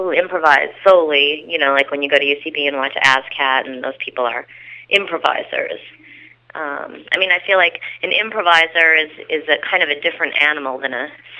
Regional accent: Illinois, United States; Oh, well, I'm from Illinois, so they all kind of talk like that, like a version of Sarah Palin is how everybody where I'm from talks.

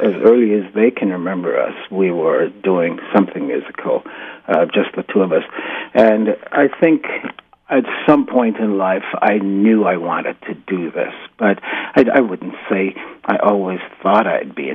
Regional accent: Jamaica; moved away as an adult; also born or lived in New York City / Massachusetts / Vienna / Los Angeles; I grew up in Jamaica until I was about 18.

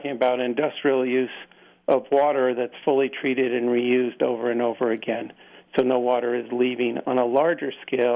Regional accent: Southern California, United States; I grew up in Southern California

